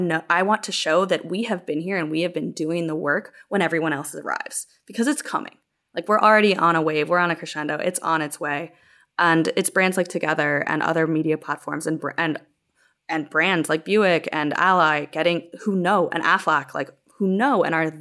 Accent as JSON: {"language": "English", "town": "Chicago", "region": "Illinois", "country": "United States", "tie": "born or raised there", "said": "my hometown team, Chicago Sky"}